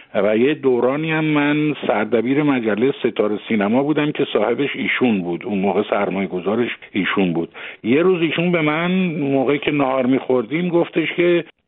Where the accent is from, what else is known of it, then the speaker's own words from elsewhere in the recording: Tehran, Tehran Province, Iran; moved away as an adult; also born or lived in Mashhad; من وقتی که آمدم به تهران در واقع هشت سالم بود و از اون به بعد دیگه من در تهران بزرگ شدم